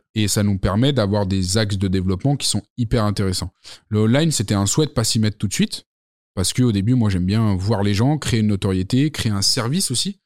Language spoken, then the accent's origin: French; Lyon, Auvergne-Rhône-Alpes, France; also born or lived in Saint-Étienne; Je suis né là-bas. J'ai vécu à Lyon toute ma vie, mais je suis né à Saint-Étienne